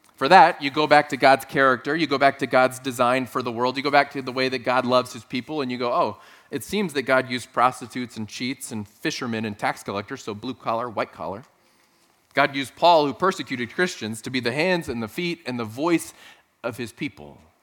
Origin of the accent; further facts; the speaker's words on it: South Texas, United States; moved away; Growing up in South Texas